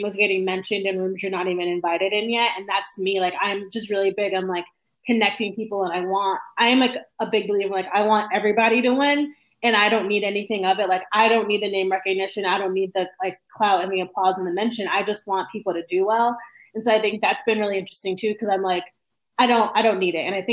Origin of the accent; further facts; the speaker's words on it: Northeast, United States; moved away as an adult; also born or lived in Texas; now in Austin, United States; I'm very brash in the fact that I'm from the Northeast